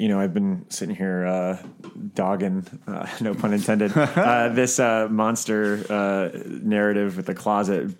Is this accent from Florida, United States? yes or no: yes; South Florida, United States; growing up in South Florida